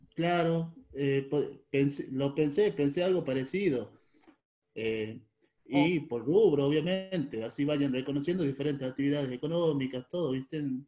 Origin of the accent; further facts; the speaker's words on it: Tucumán, Argentina; moved away as an adult; now in Río Negro, Argentina; Yo soy de Tucumán y vivo en Río Negro.